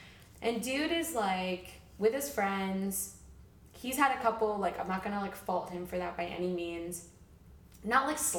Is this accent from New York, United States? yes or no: yes; New York, United States; now in Los Angeles, United States; I'm originally from the New York area, military brat, but New York area, and I moved to LA about 3 years ago